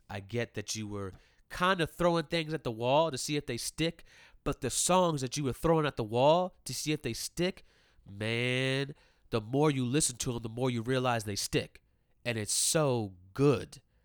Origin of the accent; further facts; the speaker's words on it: Maryland, United States; also born or lived in Ellicott City, Maryland; I grew up in Maryland